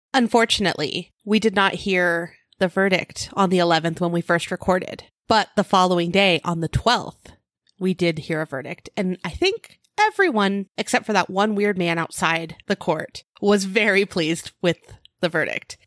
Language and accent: English; California, United States; accent: California; I'm from California. I didn't realize it, but I guess there is a California accent